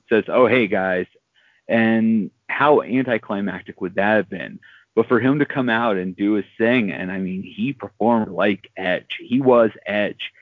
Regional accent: Pittsburgh, Pennsylvania, United States; my hometown of Pittsburgh

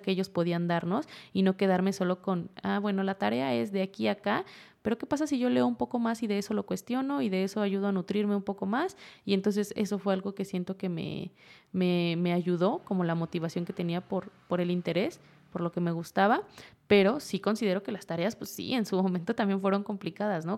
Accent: Huasteca of Hidalgo, Sierra de Hidalgo, Mexico; moved away; De la Sierra de Hidalgo, de la Huasteca hidalguense

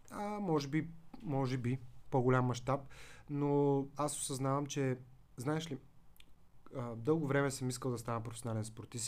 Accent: Veliko Tarnovo, Veliko Tarnovo Province, Bulgaria; moved away; also born or lived in Svishtov / United States; аз съм от Велико Търново

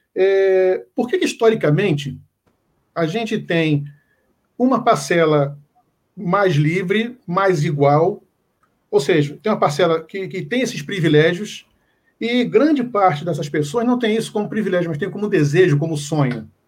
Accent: Pernambuco, Brazil; eu sou pernambucano

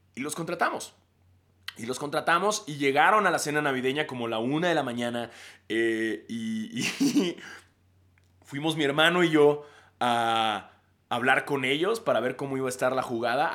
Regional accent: Mexico

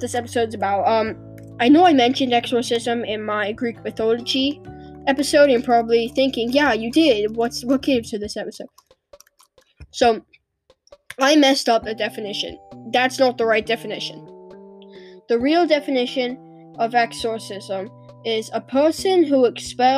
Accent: England, United Kingdom; I'm British, so I call it exorcism. That's what we call it in British. Here in England

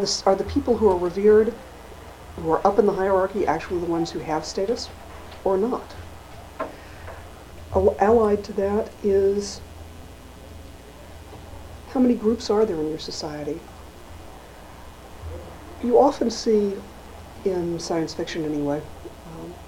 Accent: Arkansas, United States; now in New England, United States; Growing up in Arkansas, March is spring. Moving to New England, I've lived here since the 70s

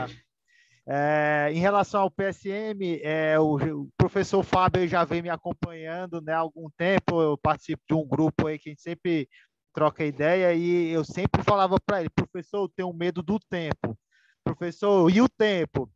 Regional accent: Ceará, Brazil; sou aqui do estado do Ceará

